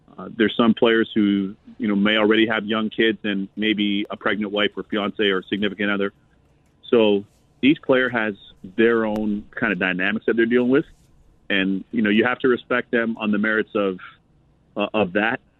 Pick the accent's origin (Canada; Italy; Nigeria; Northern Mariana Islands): Canada; Toronto, Ontario; moved away as an adult; now in United States; I was raised in Canada, in Toronto specifically, my hometown.